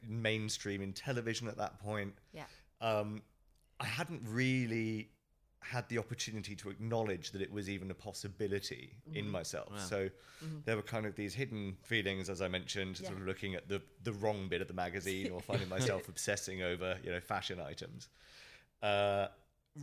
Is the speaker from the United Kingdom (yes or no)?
yes; United Kingdom; moved away as an adult; now in Hong Kong; I'm from the UK, brought up just outside of London, moved to Hong Kong 3.5, nearly 4 years ago for work